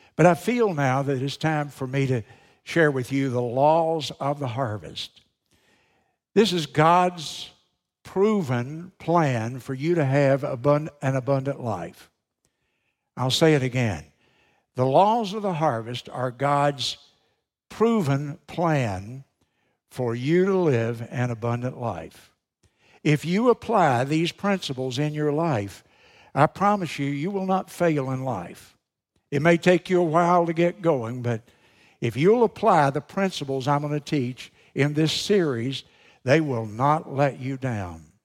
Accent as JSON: {"language": "English", "country": "United States", "said": "being an American"}